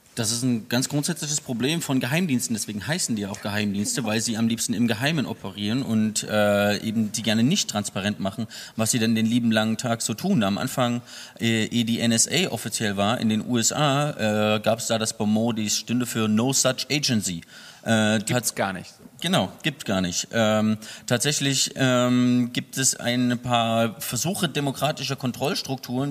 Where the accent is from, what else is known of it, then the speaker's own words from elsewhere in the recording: Germany; Ich komme aus der DDR